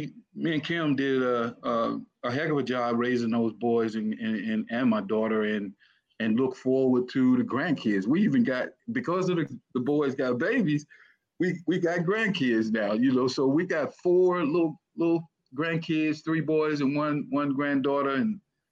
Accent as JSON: {"language": "English", "town": "Cleveland", "region": "Mississippi", "country": "United States", "tie": "born or raised there", "also_born_or_lived": "Arkansas / Washington", "moved": "as an adult", "said": "from Cleveland, grew up in Cleveland"}